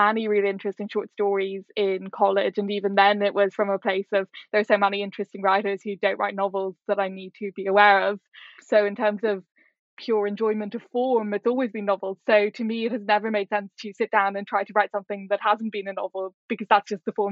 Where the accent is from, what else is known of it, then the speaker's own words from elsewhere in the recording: Ireland; moved away as an adult; also born or lived in Singapore / Hong Kong; being Irish